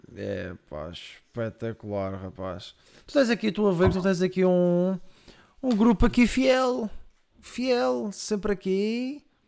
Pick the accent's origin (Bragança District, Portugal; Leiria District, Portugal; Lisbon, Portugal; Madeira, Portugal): Madeira, Portugal; eu sou madeirense. Sou madeirense